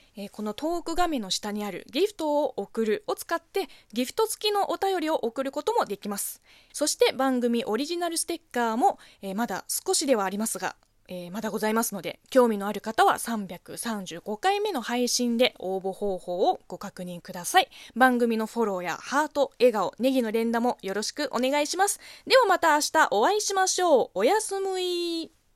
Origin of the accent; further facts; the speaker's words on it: China; first language Chinese; Japanese is a second language; moved away as an adult; now in Japan; 中国生まれ、中国育ちの私